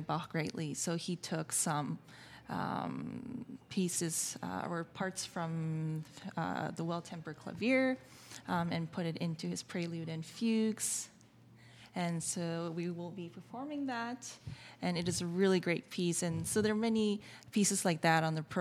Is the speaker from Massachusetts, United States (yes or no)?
yes; Brookline, Massachusetts, United States; moved away as an adult; now in New York, United States; I grew up in Boston, went to NEC Prep.